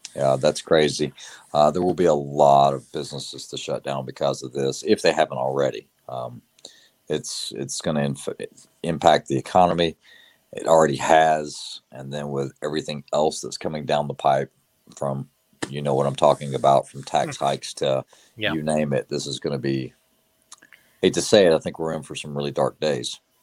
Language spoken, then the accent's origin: English; the South, United States; growing up in the South, you know, growing up hunting, learning to shoot at a young age